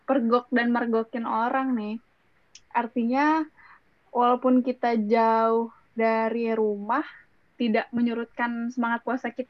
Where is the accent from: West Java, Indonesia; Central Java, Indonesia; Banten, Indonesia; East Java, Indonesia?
West Java, Indonesia; karena gue orang Sunda, kalau karena gue orang Sunda